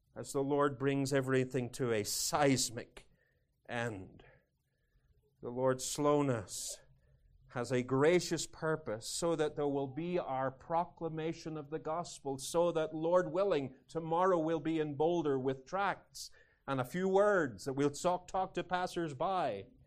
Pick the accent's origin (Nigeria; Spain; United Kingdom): United Kingdom; moved away as an adult; now in United States; Being British, Although I'm Scots-Irish